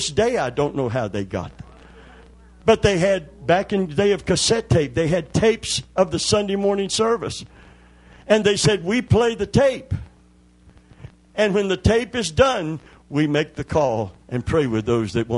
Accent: Kentucky, United States; I'm from Kentucky.

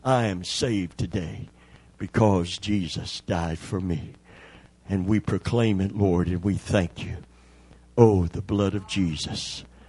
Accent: Kentucky, United States; I'm from Kentucky

